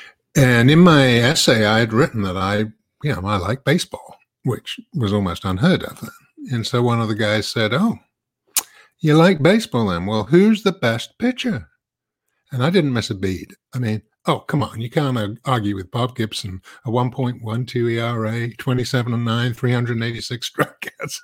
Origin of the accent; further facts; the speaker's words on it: London, United Kingdom; moved away as an adult; now in United States; I come from London originally. I've actually lived in the U.S. for 35 years